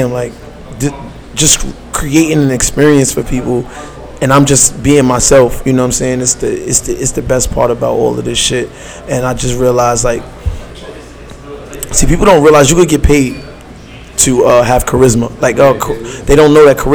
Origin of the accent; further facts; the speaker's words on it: New York City, New York, United States; I'm from downtown Brooklyn. I'm from Fort Greene